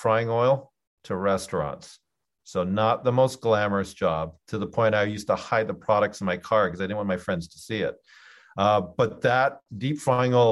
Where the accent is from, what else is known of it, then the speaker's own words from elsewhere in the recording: Canada; moved away as an adult; also born or lived in Geneva, Switzerland; I'm Canadian